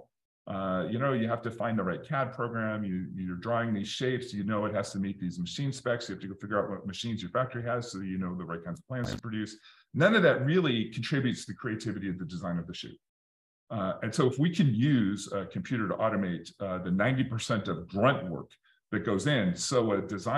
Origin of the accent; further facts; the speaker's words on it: Detroit, Michigan, United States; I grew up in Detroit in the 80s